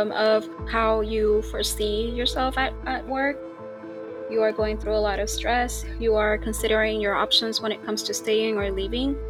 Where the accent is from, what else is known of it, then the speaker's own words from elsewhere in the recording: Puerto Rico; English is a second language; I'm Puerto Rican